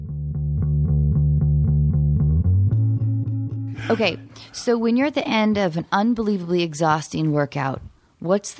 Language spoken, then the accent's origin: English; the Northwest, Pacific Northwest, United States; moved away; I grew up in the Northwest